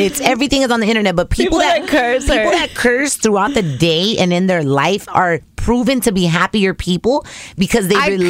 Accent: United States; I was born here. I'm an American citizen

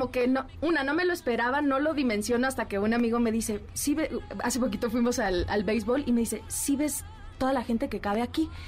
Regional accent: Mexico City, Mexico; en la Ciudad de México. Una chilanga hecha y derecha.

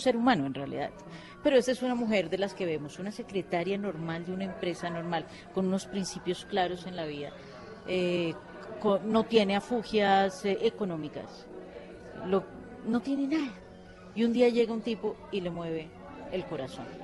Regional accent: Colombia; nosotros como colombianos

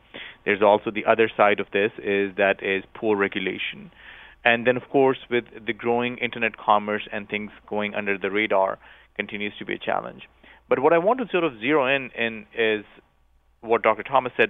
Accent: Pakistan; I grew up in Pakistan, and just a few years ago, there was probably the worst public health tragedy in Pakistan

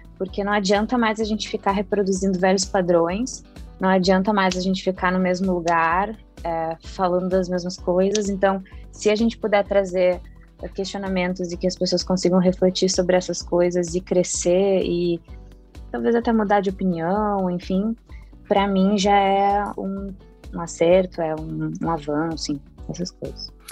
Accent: Porto Alegre, Rio Grande do Sul, Brazil; Eu sou do Rio Grande do Sul

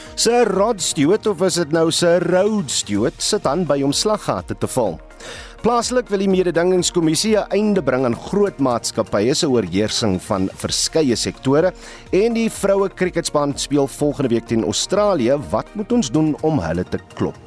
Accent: South Africa

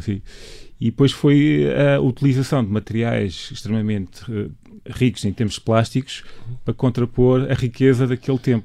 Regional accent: Mozambique; moved away; also born or lived in Minho, Portugal; desde criança, quando vinha de Moçambique para cá

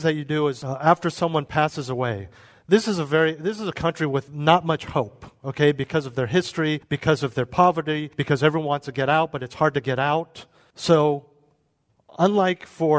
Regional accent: United States; we're American.

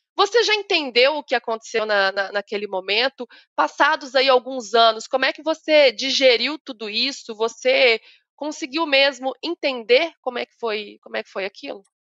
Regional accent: Minas Gerais, Brazil; Eu sou mineira

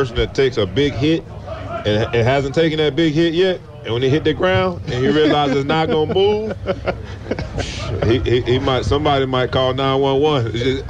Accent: Broward County, Florida, United States; I'm from Broward County.

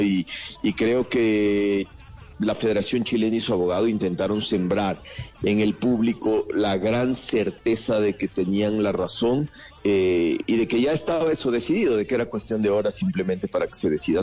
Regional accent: Ecuador

